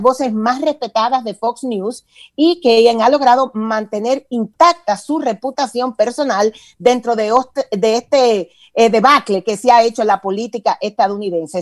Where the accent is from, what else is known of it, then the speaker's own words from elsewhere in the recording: Dominican Republic; moved away as an adult; now in Atlanta, United States; yo soy de origen dominicano, pero tengo más de veintitantos años, para que no calculen, eh, establecida en el estado de Georgia, en la ciudad de de Atlanta. Yo en República Dominicana estudié publicidad